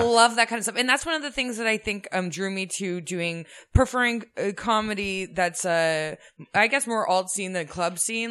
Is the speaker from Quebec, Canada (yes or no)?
no; suburbs north of Toronto, Ontario, Canada; I grew up in the suburbs north of Toronto